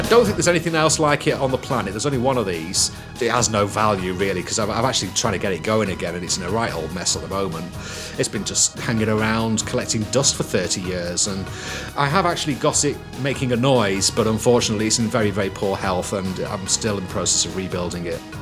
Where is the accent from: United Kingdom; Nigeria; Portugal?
United Kingdom; Manchester, North West England; I was born in Didsbury, Manchester. I grew up in the 1970s